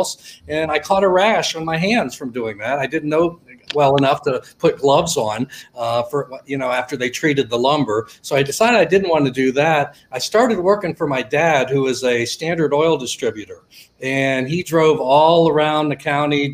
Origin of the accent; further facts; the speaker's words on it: Millersburg, Ohio, United States; I'm from a small town in Ohio called Millersburg, actually real close to Amish country